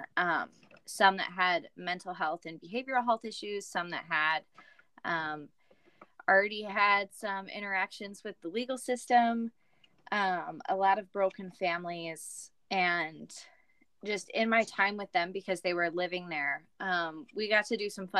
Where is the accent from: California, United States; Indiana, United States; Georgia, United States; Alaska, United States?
Indiana, United States; now in Minnesota, United States; Yeah, so I grew up in Indiana, moved around a lot, and while I was in high school, found out about a college up in Minnesota, and first time I came, fell in love with it. Moved up to Minnesota after graduating